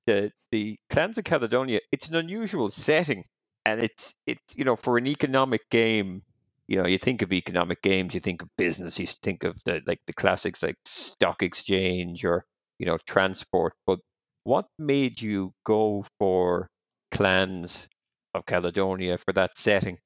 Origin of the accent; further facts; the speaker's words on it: Ireland; I'm Irish